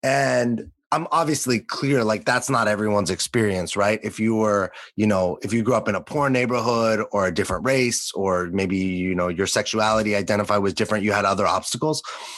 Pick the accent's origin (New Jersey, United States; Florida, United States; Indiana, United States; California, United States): California, United States; Los Angeles; growing up in Los Angeles, not just the United States, but Los Angeles, the way that the world was presented to me, especially in a good part of Los Angeles, was like endless opportunity.